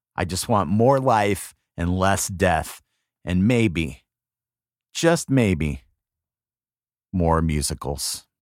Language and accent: English; West Coast, United States; now in East Coast, United States; growing up on the West Coast